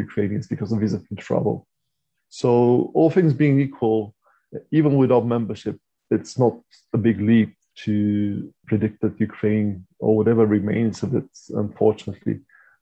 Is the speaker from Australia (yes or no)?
no; Bulgaria; moved away; I come from Bulgaria originally